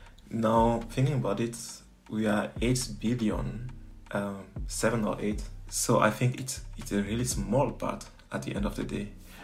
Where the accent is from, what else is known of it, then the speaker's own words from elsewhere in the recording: Lomé, Maritime, Togo; also born or lived in Dakar, Senegal; I was born in Togo. I was born in Lomé, in the suburb of Lomé in Togo, and spent some years there. But yeah. My teenage were in Dakar, Senegal.